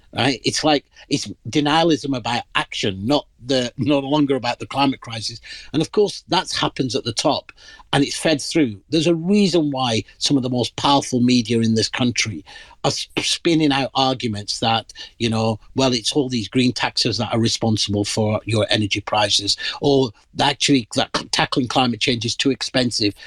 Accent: Pakistan; moved away; I'm originally from the Indian subcontinent. Uh, in my country of origin, Pakistan

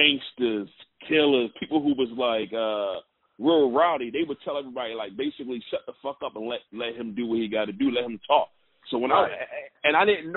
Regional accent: Baltimore, Maryland, United States; now in Atlanta, United States; me growing up in Baltimore.

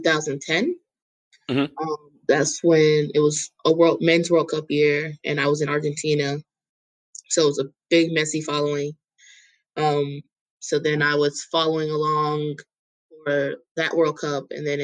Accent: North Carolina, United States; I'm from North Carolina

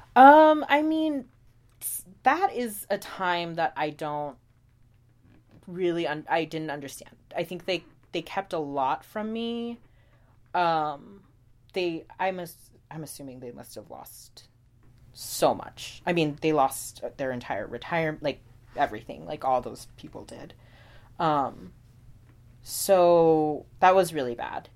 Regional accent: Houston, Texas, United States; born or raised there; moved away as an adult; also born or lived in Pecos, Texas / Oklahoma; now in New York City, United States

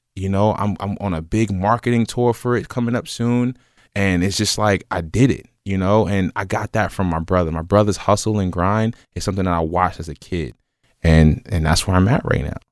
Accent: New York City, New York, United States; also born or lived in Los Angeles, California; now in Cincinnati, United States; born and raised in Brooklyn, uh, came out to Cincinnati, went to school

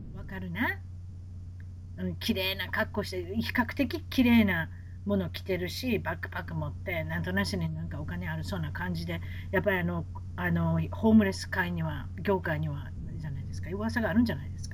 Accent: Osaka, Japan; now in United States; やっぱ大阪人ですから

